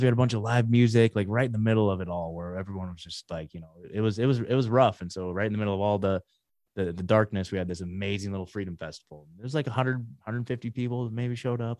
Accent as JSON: {"language": "English", "town": "McMinnville", "region": "Oregon", "country": "United States", "tie": "born or raised there", "also_born_or_lived": "Portland, Oregon", "moved": "as an adult", "lives_now": "Tennessee, United States", "said": "born and raised in Oregon, you guys. So, like, uh, born in, uh, just outside of Portland, grew up in a town called McMinnville"}